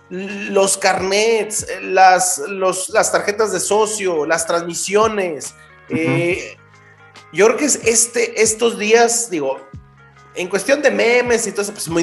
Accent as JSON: {"language": "Spanish", "country": "Mexico", "said": "nos debe dejar a, a nosotros como aficionados mexicanos mm, un tanto no."}